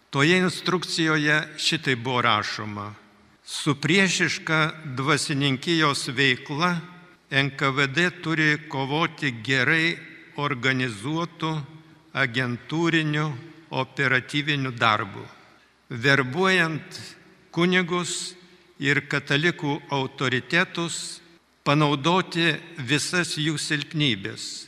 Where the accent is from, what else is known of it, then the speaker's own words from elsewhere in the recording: Lithuania; Mes, lietuviai, realiai esame patyrę gyvenimą be laisvės.